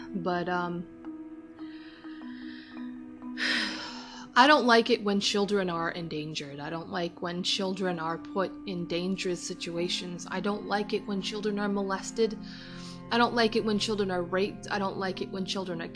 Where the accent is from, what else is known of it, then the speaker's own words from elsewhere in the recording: United States; as an American, as somebody who lives in America, who lives in the US